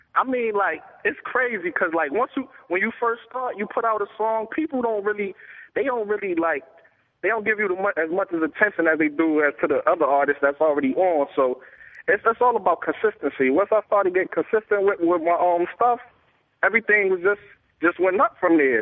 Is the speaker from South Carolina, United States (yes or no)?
no; East Hartford, Connecticut, United States; I'm an artist from Hartford, Connecticut, East Hartford